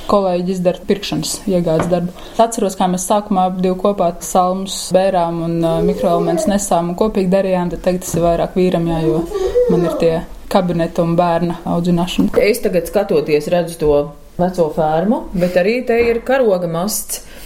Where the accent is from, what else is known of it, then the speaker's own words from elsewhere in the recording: Latvia; born there; Nu, es esmu dzimis jau brīvā Latvijā, es par to varu tikai klausīties un brīnīties.